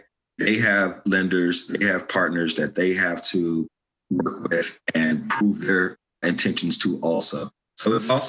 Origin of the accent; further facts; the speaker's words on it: Inglewood, California, United States; also born or lived in Gardena, California; I grew up on Manchester in the city of Inglewood with my mother. And then I also grew up with my father on Vermont in the city of Gardena.